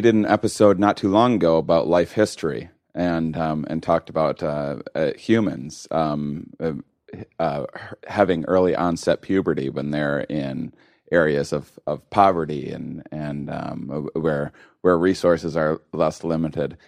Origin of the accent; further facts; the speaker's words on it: Wisconsin, United States; moved away; I'm from Wisconsin originally, uh, not exactly wine country